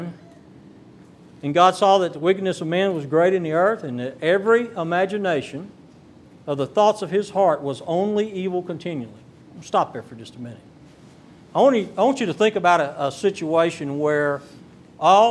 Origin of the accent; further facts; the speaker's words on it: Texas Gulf Coast, United States; I'm from the Texas Gulf Coast